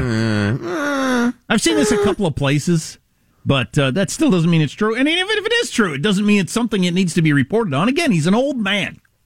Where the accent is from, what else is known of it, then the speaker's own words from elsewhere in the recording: California, United States; as a Californian.